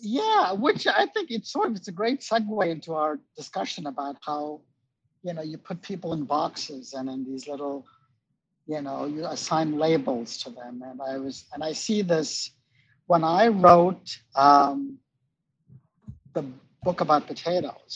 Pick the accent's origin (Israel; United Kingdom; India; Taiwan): India; moved away; I'm Indian.